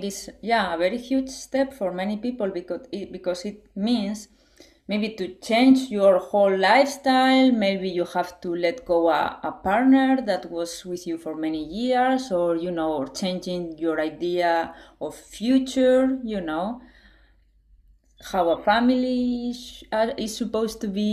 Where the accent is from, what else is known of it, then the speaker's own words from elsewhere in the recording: Spain; I was raised in Spain, and it's like conservative country in a way